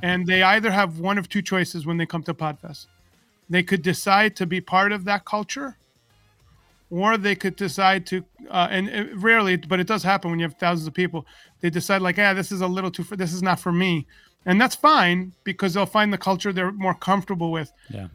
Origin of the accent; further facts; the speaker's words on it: New York, United States; I grew up in New York and I came from a very big fat Greek family